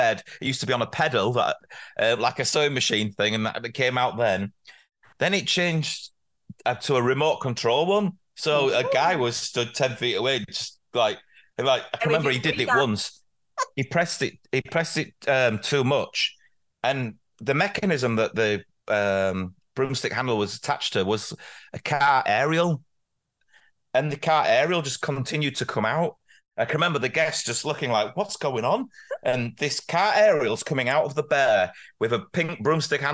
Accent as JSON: {"language": "English", "town": "Leeds", "region": "Yorkshire and the Humber", "country": "United Kingdom", "said": "I'm from Leeds"}